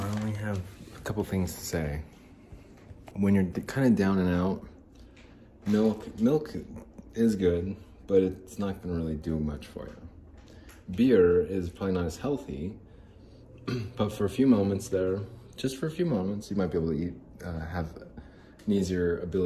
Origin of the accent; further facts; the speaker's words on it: Phoenix, Arizona, United States; also born or lived in Salt Lake City, Utah; I'm from Salt Lake City, Utah. Well, I'm from Phoenix